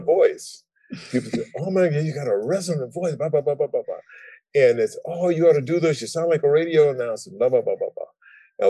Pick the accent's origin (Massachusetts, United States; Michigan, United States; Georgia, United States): Georgia, United States; Savannah; I grew up in Savannah, Georgia